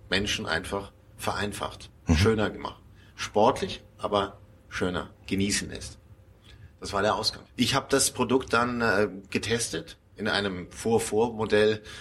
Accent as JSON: {"language": "German", "town": "Munich", "region": "Bavaria", "country": "Germany", "tie": "born or raised there", "said": "Ja, man hört es meinem Dialekt nicht so an. Ich, ich bin gebürtiger Münchner Bayer, aber Prägung kommt immer von der Familie."}